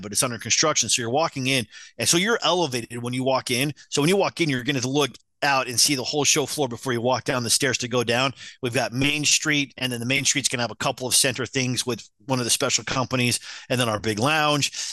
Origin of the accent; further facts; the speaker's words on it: Utah, United States; I grew up in Utah